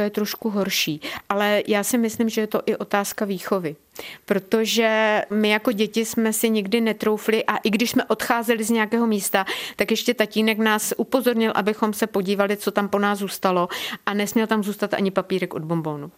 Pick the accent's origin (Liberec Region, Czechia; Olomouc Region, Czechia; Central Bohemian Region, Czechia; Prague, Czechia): Liberec Region, Czechia; Krkonoše, near Kotel; když je kopec, na který se díváte od momentu, kdy se postavíte v dětské postýlce, když je tenhle kopec vám na blízku, tak já, i když jsem jezdila z Jablonce nad Něsou ze školy, tak když jsem přijela na Čermákovi rovně, tak jsem takhle vykoukla z toho autobusu a říkala jsem si, jo, kotlík je na svém místě a já už jsem doma